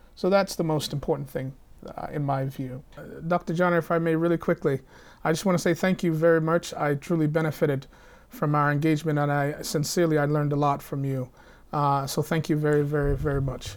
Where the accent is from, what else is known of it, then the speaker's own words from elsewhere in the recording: the South, United States; I come from the South